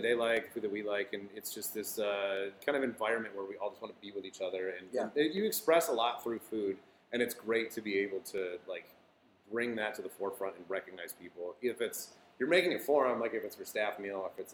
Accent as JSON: {"language": "English", "town": "Flint", "region": "Michigan", "country": "United States", "moved": "yes", "said": "I'm from the Midwest. I, you know, was originally from Flint"}